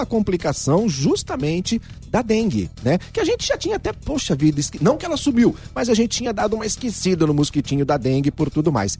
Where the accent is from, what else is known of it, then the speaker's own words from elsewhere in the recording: Ribeirão Preto, São Paulo, Brazil; Eu nasci na Vila Tibério.